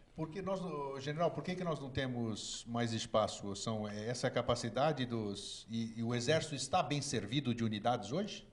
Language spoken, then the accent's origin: Portuguese; Brazil; also born or lived in Greece (ancestry)